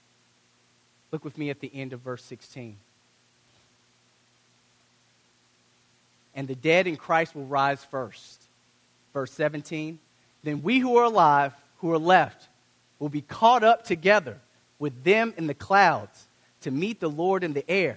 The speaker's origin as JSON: {"language": "English", "country": "United States", "said": "I'm African American"}